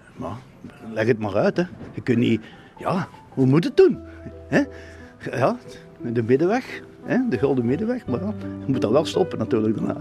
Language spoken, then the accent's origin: Dutch; Ghent, Flanders, Belgium; ik ben geboren in Maria Mittlerijs